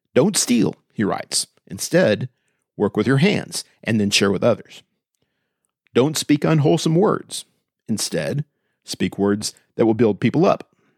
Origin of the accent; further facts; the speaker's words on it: Austin, Texas, United States; Growing up in Austin